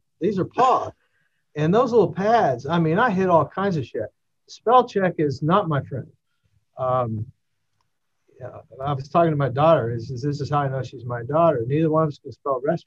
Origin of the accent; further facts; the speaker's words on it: Kentucky, United States; I'm from Kentucky